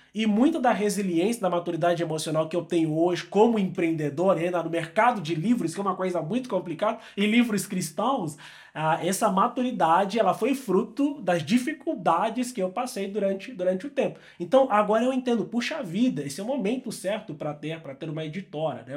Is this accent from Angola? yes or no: yes; Angola; moved away as an adult; also born or lived in São Paulo, Brazil; eu sou angolano, eu gosto de me apresentar como um angolano pelo mundo